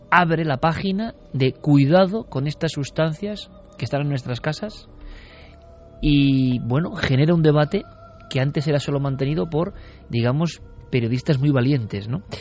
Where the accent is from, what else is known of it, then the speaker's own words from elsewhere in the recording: Vitoria, Basque Country, Spain; muy cerca de donde yo nací.